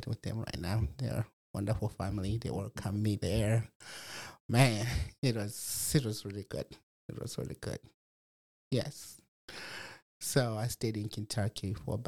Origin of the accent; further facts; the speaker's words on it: Malawi; now in Fort Wayne, United States; I was born and raised in Malawi, Africa, in 1981.